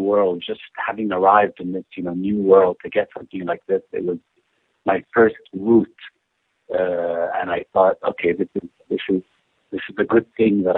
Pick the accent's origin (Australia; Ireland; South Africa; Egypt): Egypt; moved away as an adult; now in United States; I came from Egypt. It was 2 weeks after arriving from Egypt to the United States, 8 years ago now